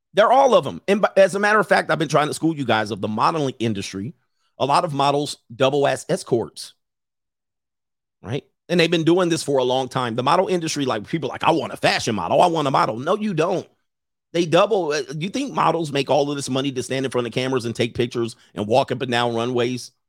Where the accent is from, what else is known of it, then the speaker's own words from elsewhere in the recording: Los Angeles, California, United States; I grew up in the San Fernando Valley in my late teen-, teens